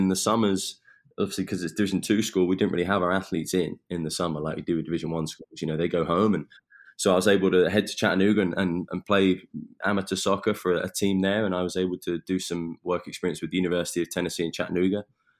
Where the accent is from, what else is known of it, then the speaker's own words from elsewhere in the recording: Eastbourne, South East England, United Kingdom; moved away as an adult; also born or lived in Pensacola, Florida; now in United States; So I'm from England, from a small town on the southeast called Eastbourne.